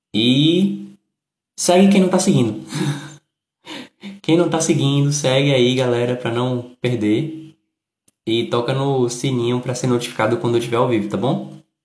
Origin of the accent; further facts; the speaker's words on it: Recife, Pernambuco, Brazil; Eu sou do Recife. sou do Recife